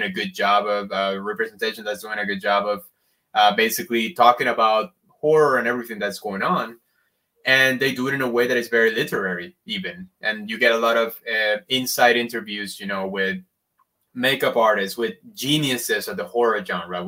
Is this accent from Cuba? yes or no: yes; Havana, Cuba; Growing up in Havana, in Cuba, you're surrounded by all these cultures